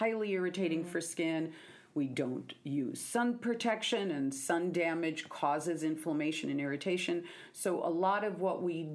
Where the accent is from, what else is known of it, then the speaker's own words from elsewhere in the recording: Seattle, Washington, United States; I'm from Seattle